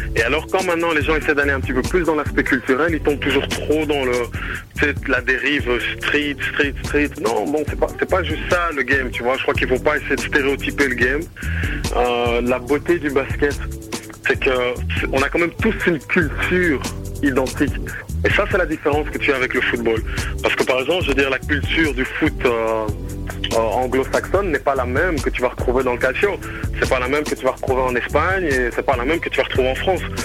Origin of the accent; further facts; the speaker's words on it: Brussels, Brussels-Capital Region, Belgium; moved away; moi je suis originaire ici de BX